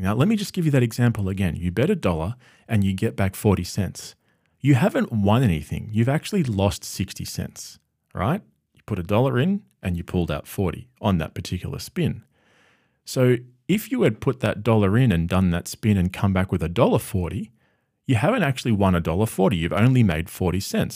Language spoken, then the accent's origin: English; Australia; having grown up in Australia my whole life